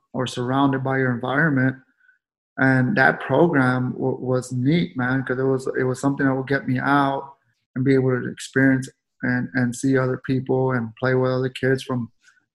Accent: San Antonio, Texas, United States; I grew up the Alazanes projects, right there on Guadalupe, San Marcos, which is by JT Brackenbridge and Tafoya Middle School, and the high school is Lanier High School. I was born in San Antonio

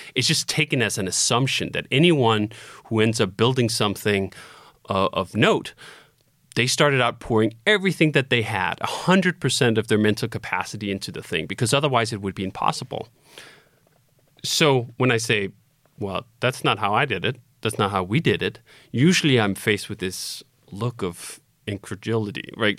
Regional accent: Copenhagen, Capital Region of Denmark, Denmark; moved away as an adult; I was born in Copenhagen, Denmark, and I lived there until I was twenty-five

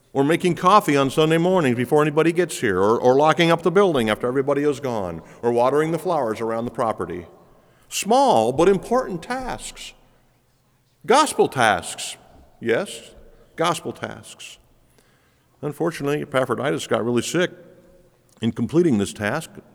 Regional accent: United States; We are so busy as American Christians

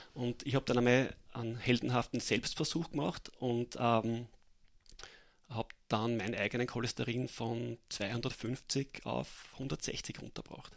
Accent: Mattersburg, Burgenland, Austria; moved away as an adult; now in Vienna, Austria; aufgewachsen in Mattersburg und bin mittlerweile seit äh, zehn Jahren in Wien

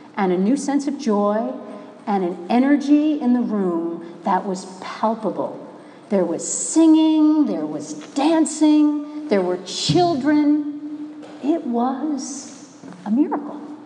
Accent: Minnesota, United States; I'm from Minnesota. We have lakes in Minnesota and they freeze in the winter

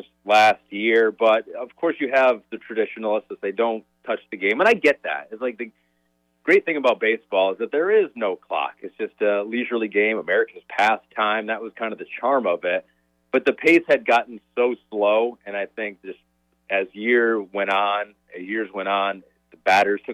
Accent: Michigan, United States; moved away; I grew up in Michigan

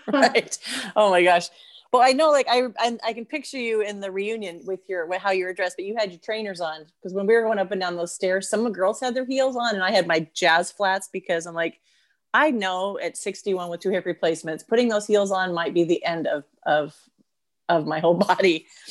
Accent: United States; being an American

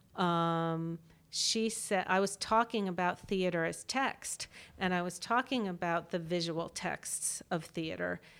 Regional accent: Washington, District of Columbia, United States; growing up in Washington, D C, where I was, got to be in these pinnacle cultural institutions

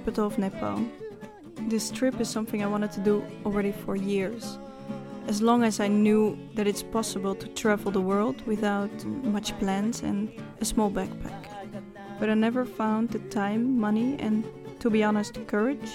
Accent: Netherlands; I'm from Holland

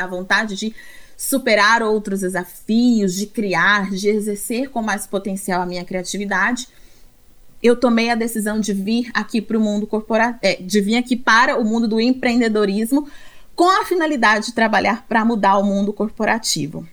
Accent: Brazil; como brasileiros e brasileiras

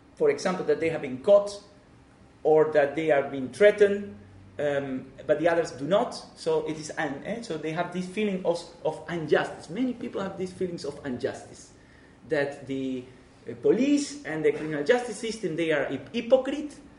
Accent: Argentina; English is a second language; moved away as an adult; now in Netherlands; I'm Argentinian myself. Uh, I come from Argentina, but I live 25 years in the Netherlands

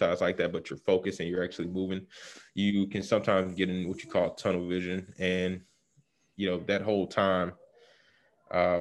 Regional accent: Chicago, Illinois, United States; I'm from Chicago, south side of Chicago to be exact, Morgan Park

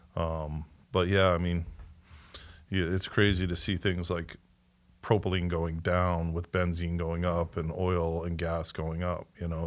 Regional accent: Rhode Island, United States; we're also from Rhode Island, so a twenty minute drive

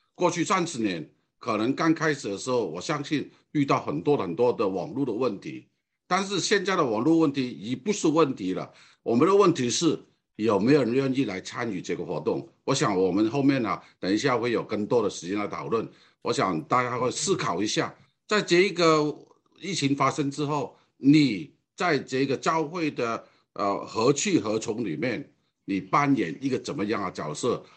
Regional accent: Hong Kong; Chinese is a second language; moved away as an adult; now in Taiwan; 我讲的这个华语或者国语啊，并不是很完全的标准的原因，因为我的本身是从香港过来的，我在台湾超过五十年的时间，从我大学到现在

